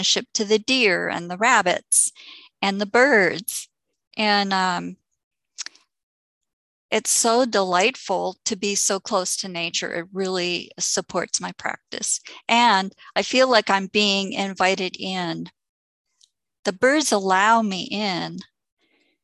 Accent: Canada; also born or lived in Santa Cruz, United States; now in Vancouver Island, Canada; And I'm returning to Canada. I was raised in Canada

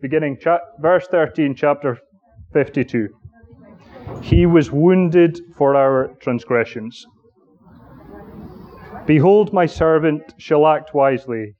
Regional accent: Aberdeen, Scotland, United Kingdom; moved away; my hometown, which is Aberdeen, under the man who baptized me, and indeed lived in the small suburban town that I grew up

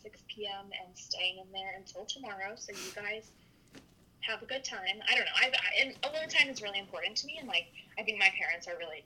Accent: North Carolina, United States; moved away as an adult; now in New York, United States; We grew up together in North Carolina

